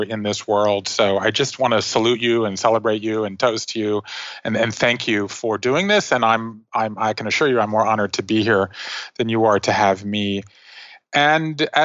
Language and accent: English; Savannah, Georgia, United States; moved away; I grew up in Savannah, Georgia